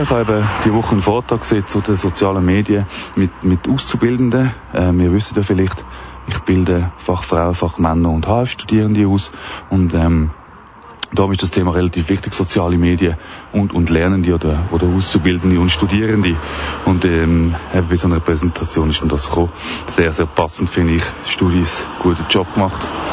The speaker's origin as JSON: {"language": "German", "town": "Wettingen", "region": "Aargau", "country": "Switzerland", "tie": "born or raised there", "said": "durch meinen Heimatort. In Wettigen"}